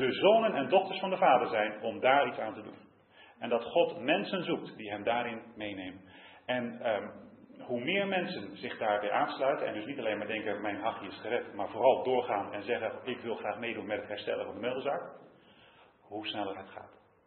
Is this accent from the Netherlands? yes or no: yes; Utrecht, Netherlands; als Utrechter